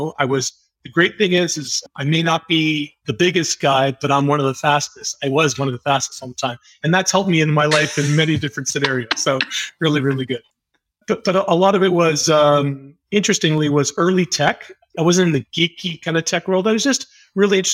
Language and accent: English; Montreal, Quebec, Canada; now in Toronto, Canada; I'm an English Canadian, born in the great city of Montreal